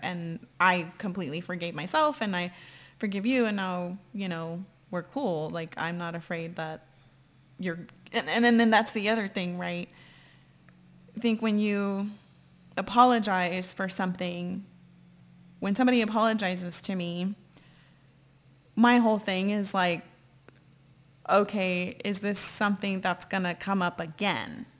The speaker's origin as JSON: {"language": "English", "town": "San Antonio", "region": "Texas", "country": "United States", "moved": "yes", "said": "I'm from San Antonio, Texas"}